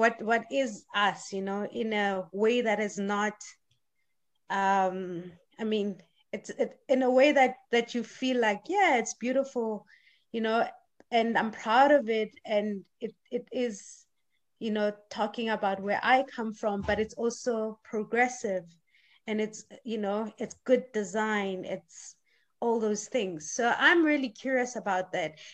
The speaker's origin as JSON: {"language": "English", "country": "South Africa", "moved": "as an adult", "lives_now": "Sweden", "said": "I'm coming from South Africa"}